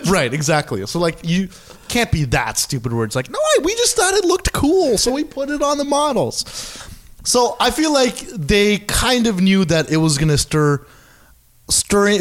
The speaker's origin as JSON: {"language": "English", "country": "Canada", "said": "I'm Canadian. I'm like Indian by heritage, but mm-hmm. I don't live in India"}